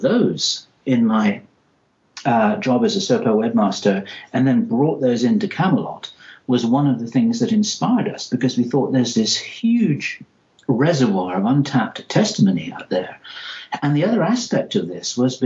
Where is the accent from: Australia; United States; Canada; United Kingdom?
United Kingdom; England; accent: English; my English accent